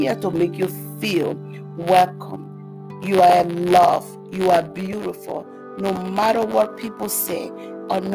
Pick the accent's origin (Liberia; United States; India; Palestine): Liberia; moved away; I am from West Africa, Liberia, to be precise. I came to this country as a refugee. And this is the place that I have been for almost 19 years.